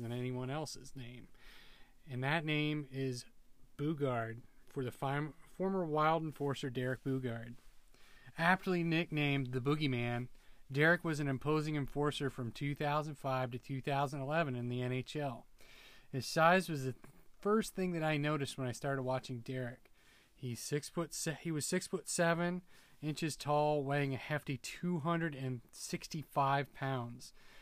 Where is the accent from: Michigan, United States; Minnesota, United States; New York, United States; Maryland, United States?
Minnesota, United States; I'm a Minnesotan. Sure, yeah, you can tell by the way I talk.